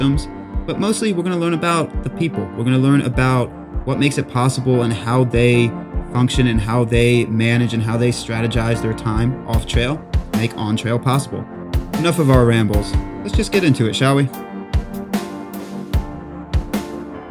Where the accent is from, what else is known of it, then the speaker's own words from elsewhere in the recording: South Carolina, United States; I'm a South Kakalaki boy as well